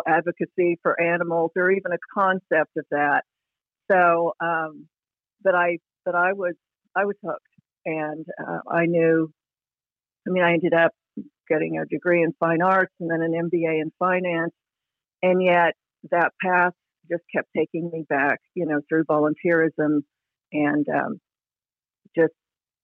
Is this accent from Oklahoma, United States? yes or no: yes; Oklahoma City, Oklahoma, United States; I grew up in Oklahoma City